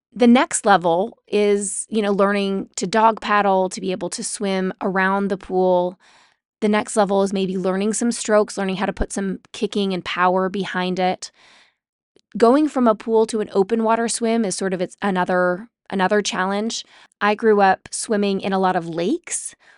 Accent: Utah, United States; I grew up in Utah

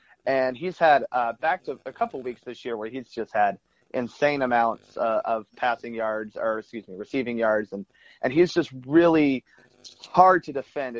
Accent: Atlanta, Georgia, United States; as a kid growing up in Atlanta, I mean, I grew up in the 90s here in Atlanta

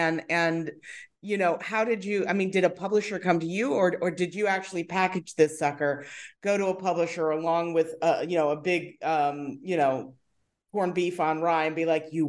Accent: Long Island, New York, United States; also born or lived in Brooklyn Heights; I'm from Long Island originally

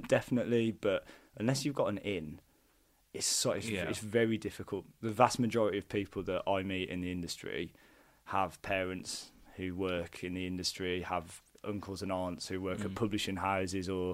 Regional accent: Wolverhampton, West Midlands, United Kingdom; moved away as an adult; also born or lived in London; I'm from Wolverhampton, from Purton, and I went down to university in London.

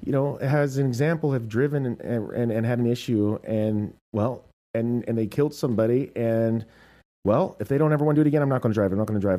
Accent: United States; I'm American.

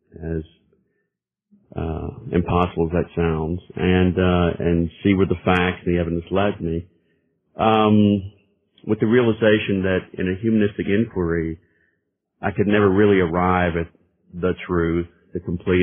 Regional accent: Birmingham, Alabama, United States; Well, I'm born and raised in Birmingham, Alabama. Kind of a diverse background, not your typical Southern Deep South background.

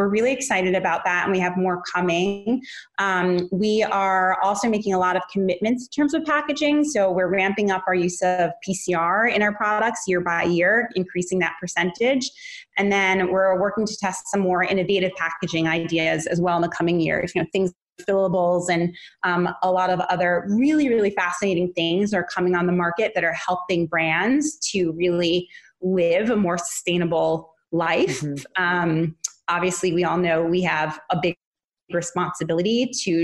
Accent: New York City, New York, United States; moved away; That's my hometown too

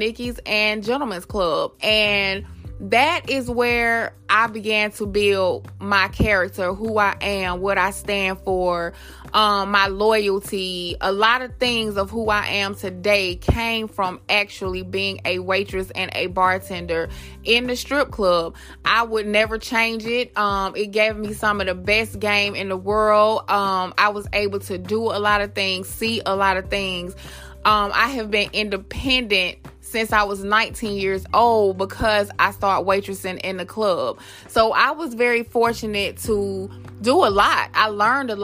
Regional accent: Atlanta, Georgia, United States; also born or lived in Queens, New York; I moved to Atlanta when I was about 2 or 3 years old, I want to say. And I have been here ever since. I grew up off Northside Drive

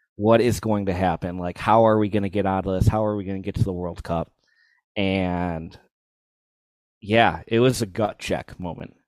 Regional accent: United States; as an American

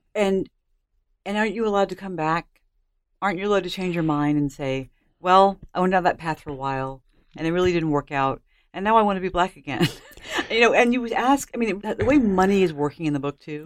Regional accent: United States; I'm an American

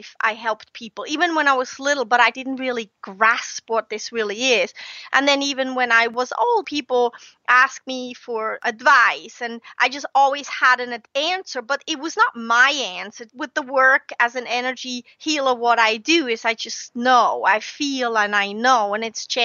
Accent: Switzerland; moved away as an adult; now in United States; I grew up in Switzerland, was born and grew up and raised in Switzerland.

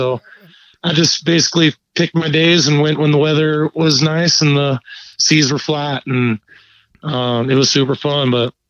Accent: Huntington Beach, California, United States; moved away as an adult; now in San Luis Obispo, United States; I did grow up in Southern California. I grew up in Huntington Beach, went to Huntington Beach High.

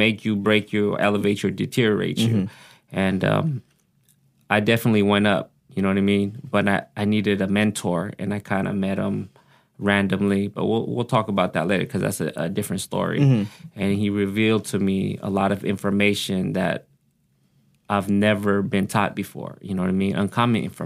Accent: Oxnard, California, United States; accent: country twang; English is a second language; also born or lived in Pampanga, Philippines; I grew up here in Oxnard, but I was born in the Philippines.

